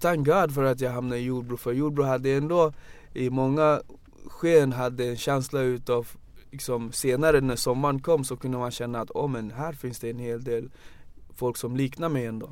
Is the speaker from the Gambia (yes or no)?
yes; Banjul, Gambia; now in Sweden; Jag är född i Gambia. Um, jag är född 83, 1983